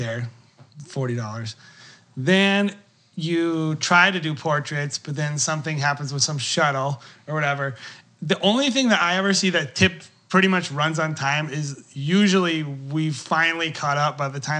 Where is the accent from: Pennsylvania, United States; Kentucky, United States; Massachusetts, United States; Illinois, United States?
Massachusetts, United States; outside of Boston; I'm from Boston. Not even from Boston. I'm from outside of Boston